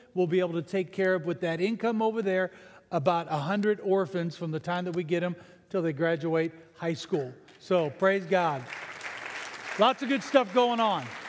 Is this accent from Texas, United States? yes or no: yes; San Antonio, Texas, United States; also born or lived in Canada; I became a citizen when I was 12 years old in San Antonio, Texas